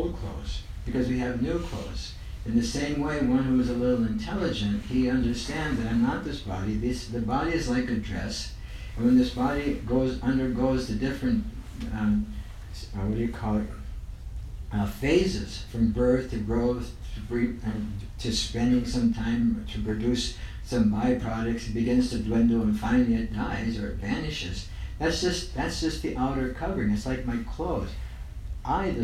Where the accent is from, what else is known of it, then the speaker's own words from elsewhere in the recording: United States; no matter where I'm at, I think I'm American